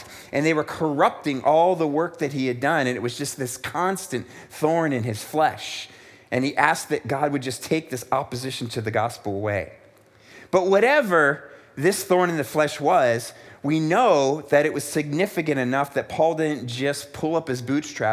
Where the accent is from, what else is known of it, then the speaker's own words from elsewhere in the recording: United States; moved away as an adult; also born or lived in South Africa; growing up in America where life was generally good